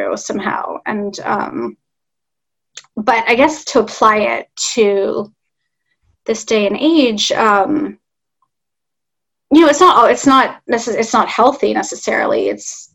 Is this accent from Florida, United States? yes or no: no; Los Angeles, California, United States; now in Northern California, United States; LA is my hometown